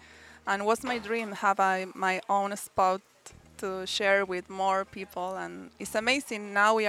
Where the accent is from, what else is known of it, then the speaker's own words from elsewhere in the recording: Córdoba, Argentina; now in Playa del Carmen, Mexico; From Argentina, Cordoba.